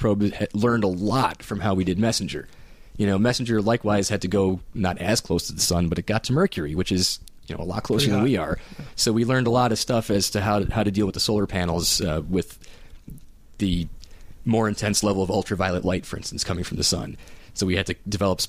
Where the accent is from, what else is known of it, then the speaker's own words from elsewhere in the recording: New York, United States; now in Maryland, United States; growing up in New York